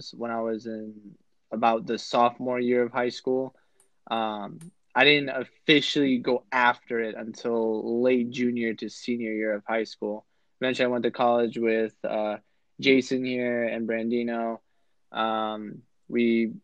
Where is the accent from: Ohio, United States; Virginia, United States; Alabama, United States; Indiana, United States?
Virginia, United States; also born or lived in Florida; I was born and raised in Virginia